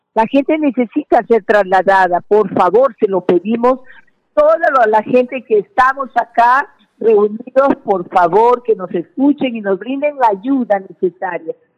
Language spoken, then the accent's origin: Spanish; Bagua Grande, Amazonas, Peru; somos de Bagua Grande